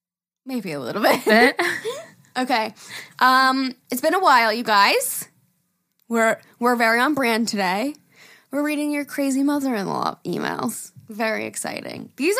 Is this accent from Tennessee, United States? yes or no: yes; Knoxville, Tennessee, United States; Listen, Jerry … I'm from Knoxville, Tennessee.